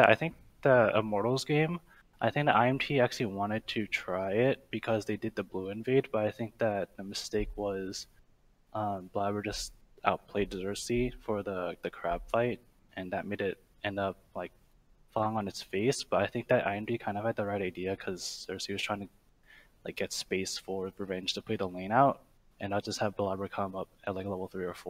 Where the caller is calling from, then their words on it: California, United States; Orange County, California.